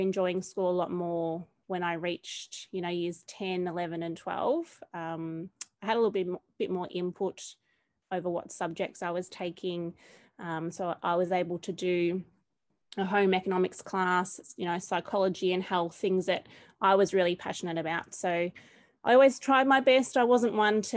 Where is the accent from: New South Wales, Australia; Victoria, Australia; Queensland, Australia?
Victoria, Australia; Charlton; moved away as an adult; now in Bendigo, Australia; I've also taught in my hometown of Charlton